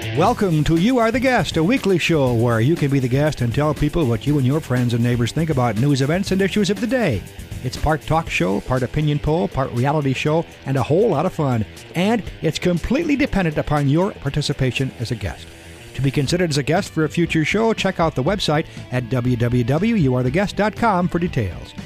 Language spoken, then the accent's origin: English; Liverpool, North West England, United Kingdom; now in London, United Kingdom; I was born in Liverpool. I live in London